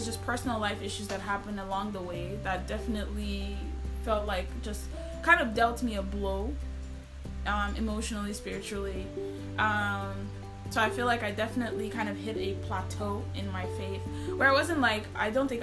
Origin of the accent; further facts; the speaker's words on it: Nigeria; moved away as an adult; as a Nigerian, you're never going to feel as comfortable as you will feel back